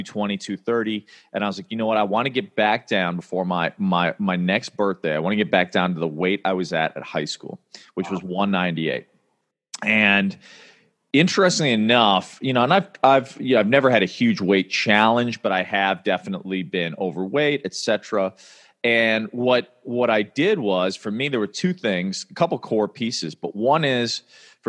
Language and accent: English; Chicago, Illinois, United States; I grew up in Chicago